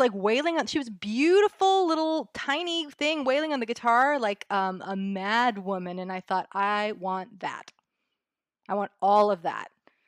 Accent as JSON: {"language": "English", "region": "California", "country": "United States", "tie": "born or raised there", "said": "Well, because I was brought up in the Bay Area. I was sort of the tail end of the punk rock era, really, so that I was very much in San Francisco at the time"}